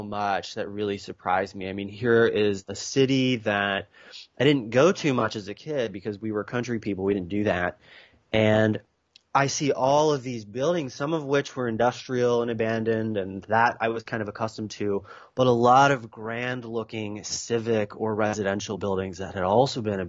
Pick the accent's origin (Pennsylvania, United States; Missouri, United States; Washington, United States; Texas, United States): Pennsylvania, United States; Lancaster County; now in California, United States; I grew up in Lancaster County in the heart of Amish Dutch country.